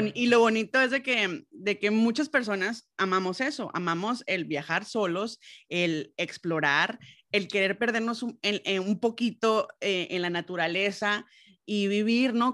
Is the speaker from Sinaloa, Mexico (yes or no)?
yes; Los Mochis, Sinaloa, Mexico; moved away; yo soy de los Mochis, Sinaloa